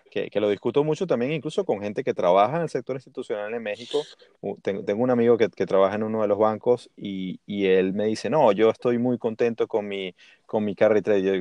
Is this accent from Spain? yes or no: no; Venezuela; También soy venezolano.